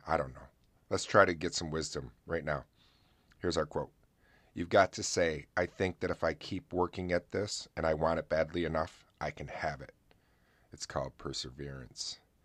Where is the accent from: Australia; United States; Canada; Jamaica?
United States; upstate New York; my hometown of Buff, uh, upstate New York